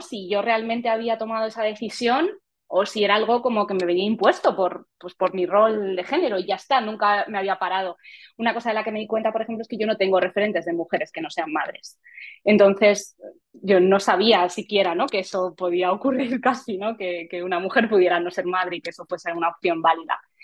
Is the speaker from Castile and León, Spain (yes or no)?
no; Madrid, Community of Madrid, Spain; nací en Madrid y he vivido toda mi vida en Madrid